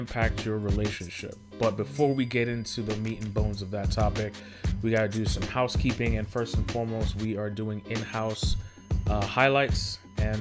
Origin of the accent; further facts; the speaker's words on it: New York City, New York, United States; as a New Yorker, especially growing up in the Bronx